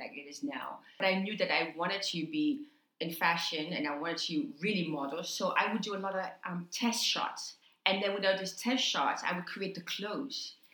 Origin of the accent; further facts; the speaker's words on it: New York, United States; also born or lived in Haiti; I was born in Haiti, grew up in New York, came to America at the age of six or seven